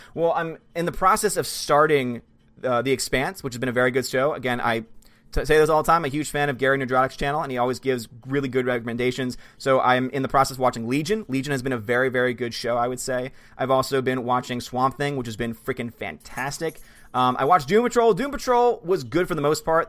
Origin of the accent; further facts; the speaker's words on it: Australia; I'm an Aussie